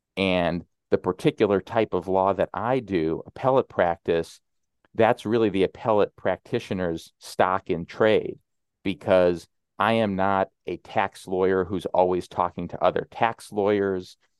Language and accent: English; Illinois, United States; moved away as an adult; also born or lived in New York City; my home state of Illinois